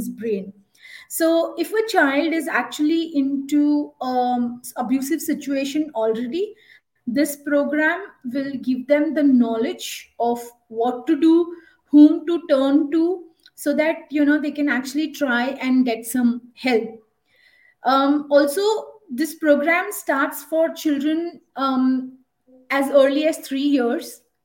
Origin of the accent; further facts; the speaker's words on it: India; I am from India, one of the most colorful and cultural country, and I am based in Bangalore